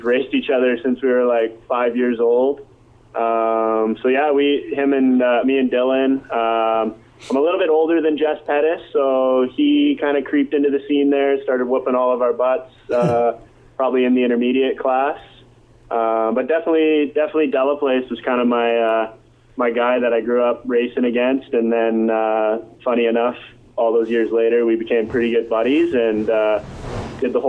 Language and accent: English; Abbotsford, British Columbia, Canada; I'm from Abbotsford, BC.